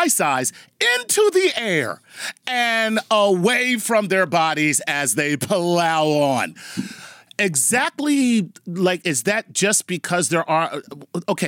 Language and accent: English; Philadelphia, Pennsylvania, United States; the Philadelphia Eagles, which happen to be my hometown American football team